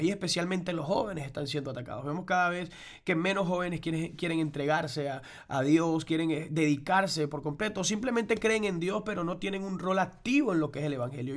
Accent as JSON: {"language": "Spanish", "country": "Venezuela", "tie": "born or raised there", "moved": "as an adult", "said": "en Venezuela, donde somos... nuestra tierra natal"}